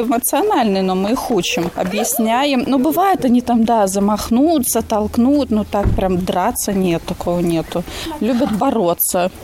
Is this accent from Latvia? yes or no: yes; Liepāja, Latvia; now in Blonti, Latvia; Я из Лепы